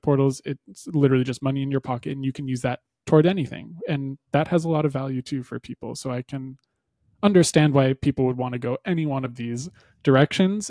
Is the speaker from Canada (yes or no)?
yes; Canada; as a Canadian